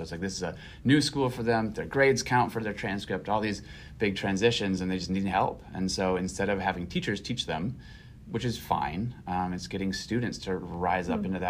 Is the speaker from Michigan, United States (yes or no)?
no; Brainerd, Minnesota, United States; moved away as an adult; So I grew up in Brainerd, and my wife is from Brainerd too. And so we have family here still.